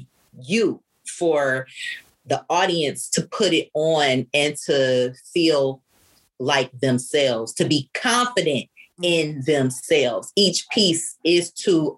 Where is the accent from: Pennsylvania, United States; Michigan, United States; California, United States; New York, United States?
Michigan, United States; Detroit; my great grandmother was French and I'm from Detroit, Detroit